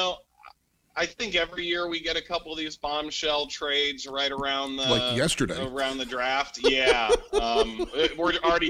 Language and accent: English; Cleveland, Ohio, United States; I grew up in Cleveland